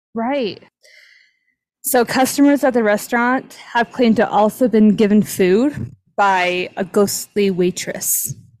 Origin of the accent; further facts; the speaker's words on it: South Jordan, Utah, United States; the house we grew up in in South Jordan